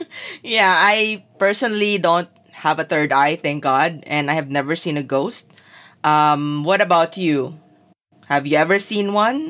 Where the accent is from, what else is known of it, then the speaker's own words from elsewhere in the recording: Zamboanga City, Zamboanga Peninsula, Philippines; I grew up in Zamboanga City, which was not the hometown of neither parent.